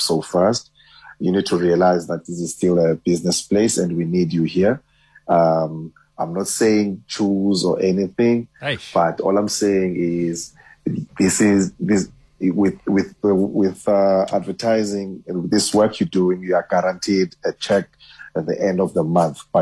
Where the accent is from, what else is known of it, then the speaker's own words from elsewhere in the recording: Eastern Cape, South Africa; moved away as an adult; I was from Eastern Cape, and I went to go study in Cape Town